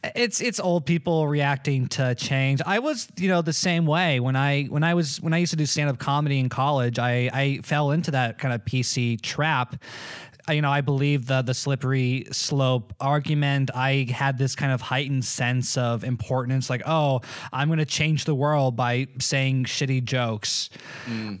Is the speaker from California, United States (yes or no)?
yes; Malibu, California, United States; also born or lived in Florida; I was born in Malibu